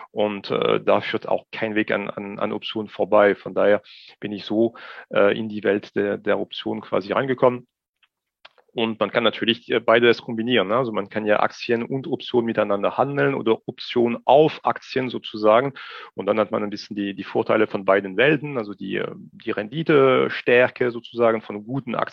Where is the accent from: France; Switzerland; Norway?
France; Strasbourg, Grand Est; German is a second language; moved away as an adult; now in Germany; ich bin nach wie vor Franzose, ich bin vor 44 Jahren in Straßburg geboren, lebe aber mittlerweile schon seit äh, fast 22 Jahren in Deutschland.